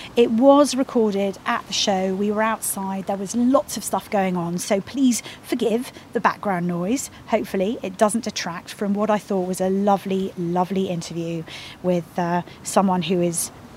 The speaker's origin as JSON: {"language": "English", "town": "Petersfield", "region": "South East England", "country": "United Kingdom", "said": "I'm from Petersfield"}